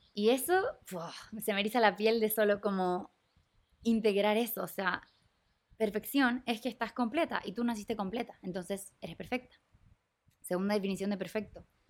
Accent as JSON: {"language": "Spanish", "country": "Chile", "moved": "as an adult", "said": "yo me fui de Chile en el 2021, a mitad de COVID"}